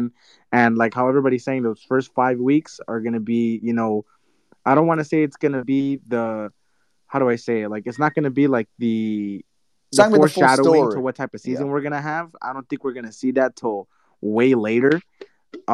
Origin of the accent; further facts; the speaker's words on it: Pasadena, California, United States; I'm from Pasadena, home of the Rose Bowl